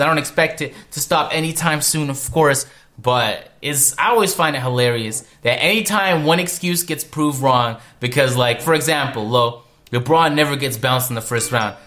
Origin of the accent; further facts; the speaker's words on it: Canada; I'm from Canada